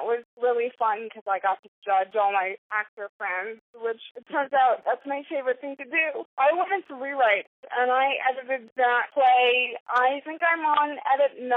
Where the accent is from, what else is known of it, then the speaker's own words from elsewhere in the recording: Houston, Texas, United States; moved away as an adult; also born or lived in New York; I was born and raised in Houston, and I desperately wanted to get out